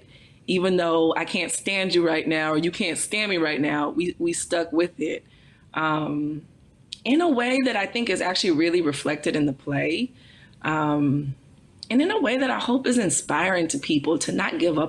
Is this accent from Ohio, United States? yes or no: no; Texas, United States; I'm from Texas